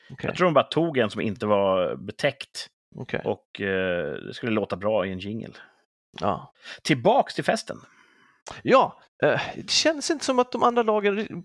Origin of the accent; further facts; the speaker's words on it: Ryssgraven, Stockholm County, Sweden; Badat i ryssgraven där vi växte upp.